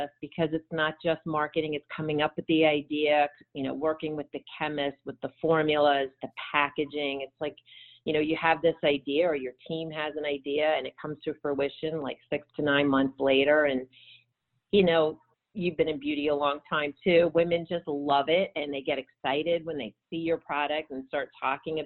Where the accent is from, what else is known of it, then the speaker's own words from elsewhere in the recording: United States; moved away as an adult; also born or lived in Brussels, Belgium / Copenhagen, Denmark / New York, United States; as an American